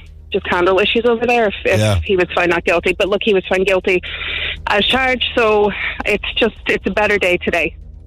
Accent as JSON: {"language": "English", "region": "New York", "country": "United States", "tie": "born or raised there", "accent": "a bit of a yank", "moved": "yes", "lives_now": "Glanmire, Ireland", "said": "I grew up in New York."}